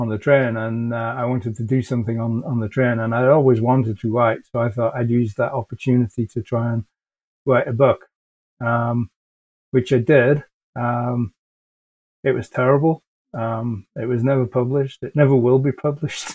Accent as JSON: {"language": "English", "region": "England", "country": "United Kingdom", "moved": "as an adult", "lives_now": "Canada", "said": "So I'm originally from England. I moved to Canada many years ago now uh, and I'm now a Canadian citizen"}